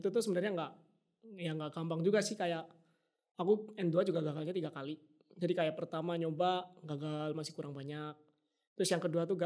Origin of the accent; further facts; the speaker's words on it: Indonesia; Yang bahkan untuk kayak orang luar negeri kayak kita, orang Indo atau orang-orang internasional lain